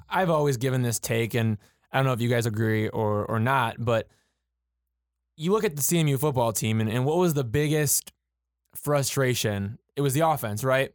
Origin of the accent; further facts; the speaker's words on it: Macomb, Michigan, United States; moved away as an adult; my hometown of Macomb, Michigan.